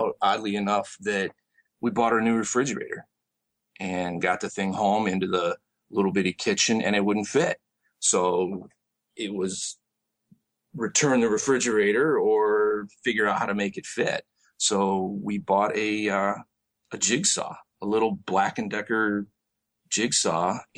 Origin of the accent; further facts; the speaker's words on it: Michigan, United States; moved away as an adult; also born or lived in Tempe, Arizona; now in Arizona, United States; I'm originally from Michigan, actually. I grew up there and got into my early adult life there before I moved out here to Arizona.